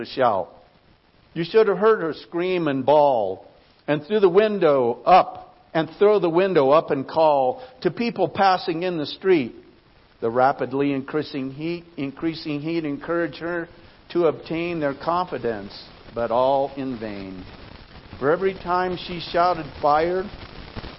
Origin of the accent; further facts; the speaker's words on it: Idaho, United States; I grew up in Idaho.